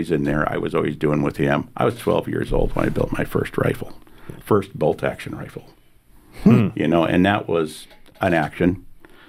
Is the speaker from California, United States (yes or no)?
no; Montana, United States; I'm from the USA. I grew up in Montana.